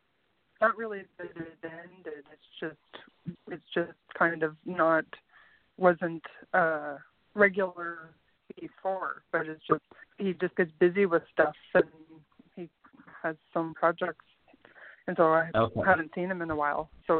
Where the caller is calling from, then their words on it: Canada; I'm calling from Canada.